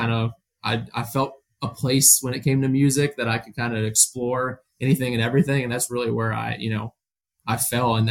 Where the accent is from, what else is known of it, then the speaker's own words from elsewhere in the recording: Canton, Ohio, United States; moved away as an adult; also born or lived in Florida / Alabama; now in Chicago, United States; I'm from a little area outside of Canton, Ohio